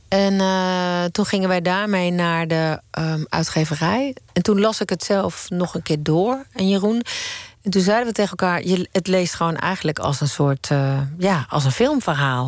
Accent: Eindhoven, North Brabant, Netherlands; Ik kom uit Eindhoven

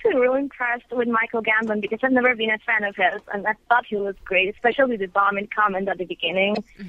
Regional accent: Ecuador; I'm from Ecuador, actually.

